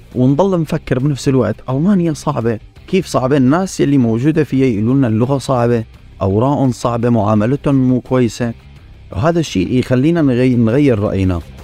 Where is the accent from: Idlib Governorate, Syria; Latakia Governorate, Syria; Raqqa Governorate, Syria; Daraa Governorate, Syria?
Daraa Governorate, Syria; Nawa; moved away as an adult; also born or lived in Kuwait / Damascus / Lebanon; now in London, United Kingdom; نحن اصلنا من درعا ضيعه اسمها ضيعه نوى